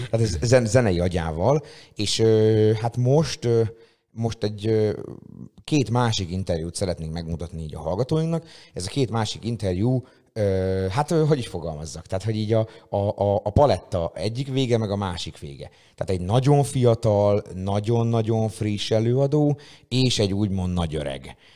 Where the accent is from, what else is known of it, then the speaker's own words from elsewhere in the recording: Szeged, Csongrád-Csanád, Hungary; ez ilyen tényleg szegedi fesztivál, és mi, akik ilyen, ilyen nagyon szegediek vagyunk, és itt nagyon sok, azért neked is, nekem is viszonylag sok ismerős, barát, haver van a városban